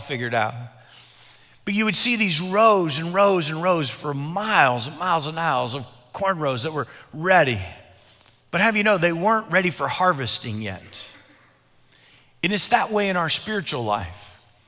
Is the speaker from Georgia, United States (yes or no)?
no; Illinois, United States; When I was growing up in Illinois as a young boy